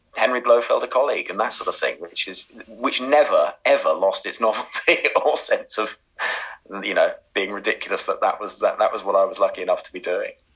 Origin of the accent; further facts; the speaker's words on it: Oxford, South East England, United Kingdom; I grew up in Oxford